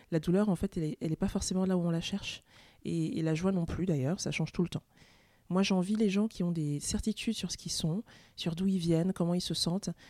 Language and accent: French; France; je suis française et je suis camerounaise.